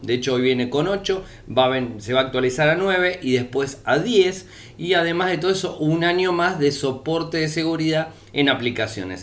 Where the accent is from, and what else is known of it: Argentina